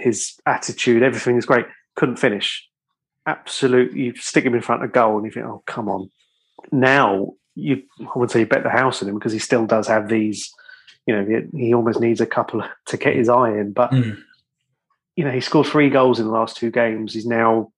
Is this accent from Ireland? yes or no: yes; Ireland; being Irish